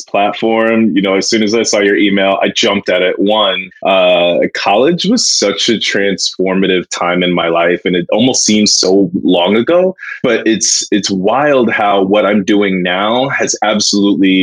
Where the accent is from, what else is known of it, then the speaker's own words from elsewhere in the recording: Virginia, United States; now in New York City, United States; I was born here in New York City and eventually moved down to Virginia, where I went to school